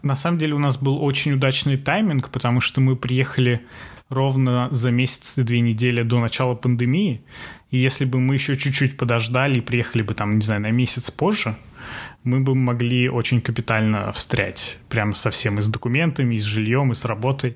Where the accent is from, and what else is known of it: Russia; moved away as an adult; now in New York, United States